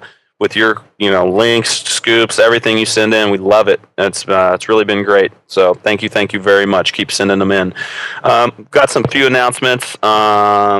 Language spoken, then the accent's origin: English; Kentucky, United States; from the Bluegrass State, my home state.